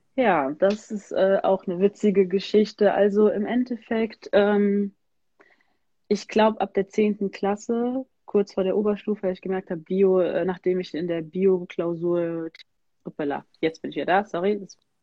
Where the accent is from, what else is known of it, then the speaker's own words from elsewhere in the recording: Germany; ich bin hier in Deutschland geboren